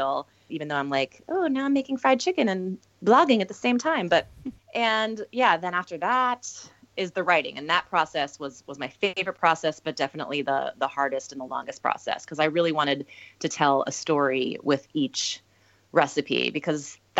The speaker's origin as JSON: {"language": "English", "region": "Minnesota", "country": "United States", "tie": "born or raised there", "said": "I grew up in Minnesota"}